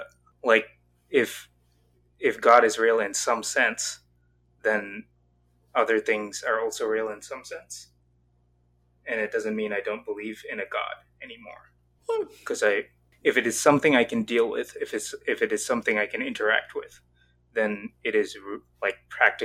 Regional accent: the South, United States; also born or lived in Southeast Asia; now in Dayton, United States; But I live in Dayton, Ohio at the moment. Oh.

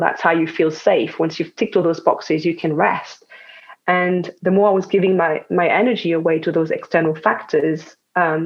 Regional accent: France; English is a second language; moved away; as you can hear probably, I was born in France

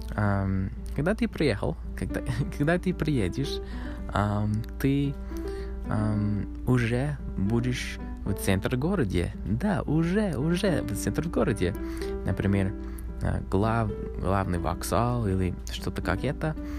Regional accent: Canada; Russian is a second language; Канада — это мой родной, моя родная страна. Я родился здесь, в Канаде

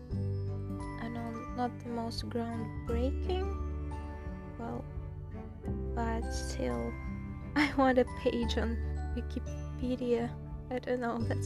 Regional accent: Saint Petersburg, Russia; English is a second language; I'm from St. Petersburg

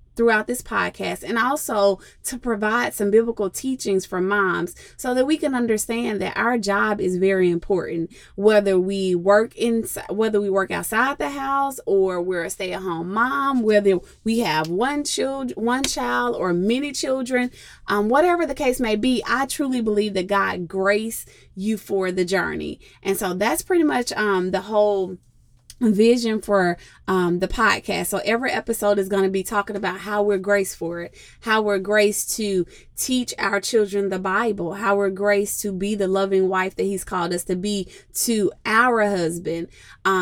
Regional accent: Jackson, Tennessee, United States; moved away as an adult; now in Charlotte, United States; I actually was born and raised in Jackson, Tennessee

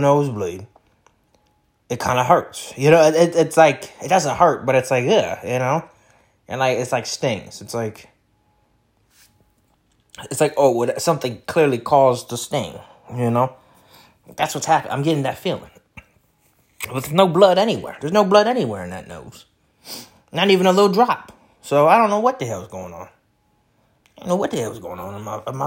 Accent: Detroit, Michigan, United States; I'm from Detroit

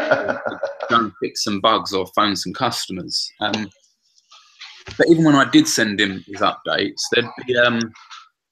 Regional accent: London, United Kingdom; I grew up in the East End of London, kicked out of a couple of schools

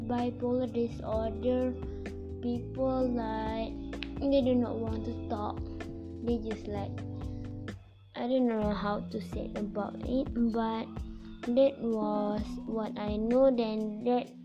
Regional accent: Malaysia; I'm Malaysian too.

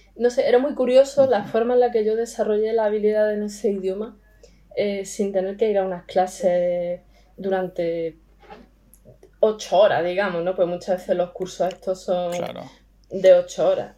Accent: Spain; accent: Spanish; first language Spanish; also born or lived in Estonia / France; al ser española

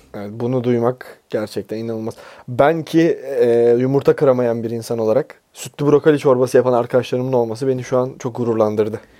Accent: Bursa, Turkey; now in Istanbul, Turkey; ben bir kurtarma operasyonuyla memleketime geri geldim

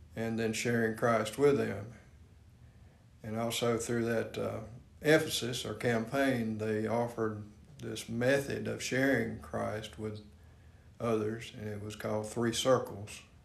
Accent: Spartanburg County, South Carolina, United States; I grew up over in Spartanburg County in a uh, friendship community

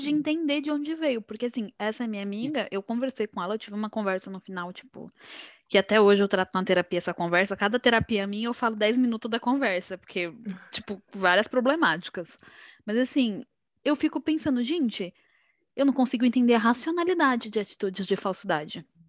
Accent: São Paulo, Brazil; eu sou aqui de São Paulo

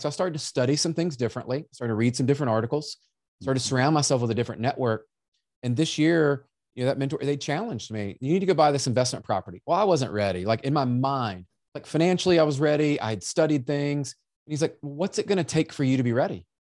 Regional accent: Memphis, Tennessee, United States; I was born in Memphis

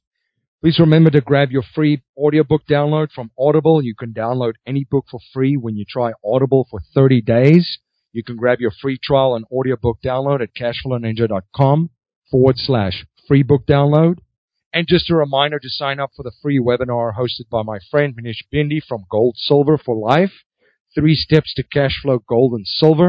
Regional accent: South Africa; growing up in South Africa

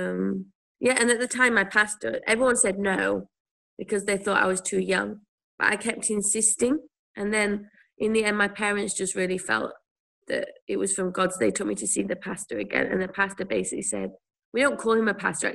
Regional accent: Whitwell, East Midlands, United Kingdom; moved away as an adult; now in Taiwan; I grew up in a place called Whitwell, which is near a town called Worksop, which I'm sure no one's ever heard of. In the UK, near Sheffield

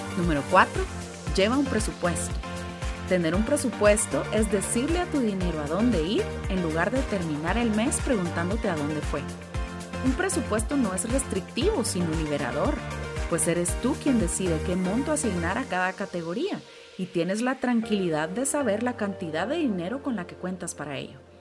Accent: Guatemala; Como guatemaltecos

